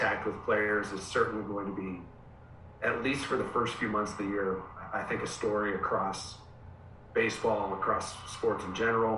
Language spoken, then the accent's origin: English; outside of Pittsburgh, Pennsylvania, United States; moved away as an adult; also born or lived in North Carolina / West Virginia; now in Scranton, United States; I grew up outside of Pittsburgh, went to Mercyhurst for school, lived in that area. Western PA, pretty much the first 22, 23 years of my life.